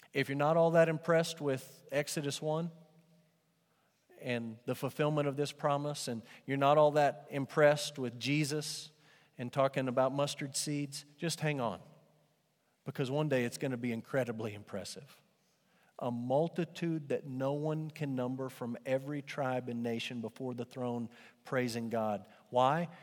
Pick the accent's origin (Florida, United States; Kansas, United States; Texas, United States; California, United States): Texas, United States; Amarillo; growing up in Amarillo, every now and then Amarillo would have pretty decent bands come through.